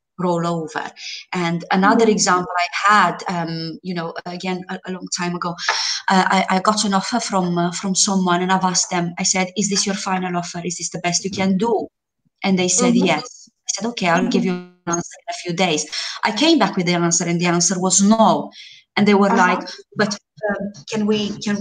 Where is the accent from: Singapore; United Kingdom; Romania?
Romania; moved away as an adult; now in Malta; Before I moved to Malta almost 7 years ago, I was interviewing in my home country, in Romania